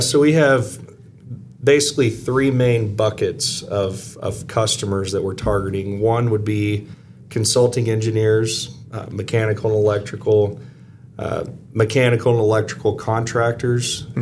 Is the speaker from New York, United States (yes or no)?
no; Arkansas, United States; moved away; also born or lived in Missouri; I am originally from Arkansas